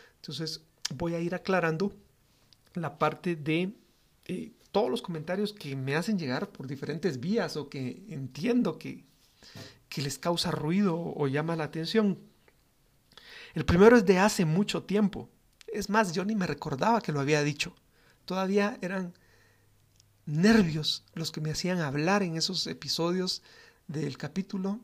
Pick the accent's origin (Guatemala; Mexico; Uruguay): Guatemala; los guatemaltecos siempre somos cálidos en nuestro trato con las personas